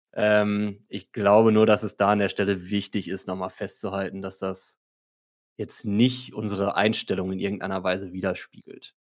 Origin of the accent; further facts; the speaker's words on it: Marl, North Rhine-Westphalia, Germany; now in Cologne, Germany; ich komme aus Mal ursprünglich